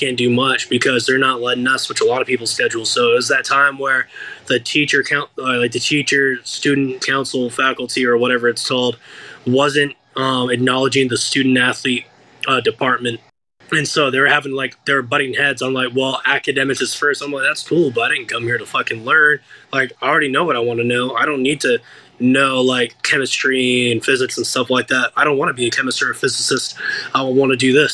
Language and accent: English; United States; I'm from America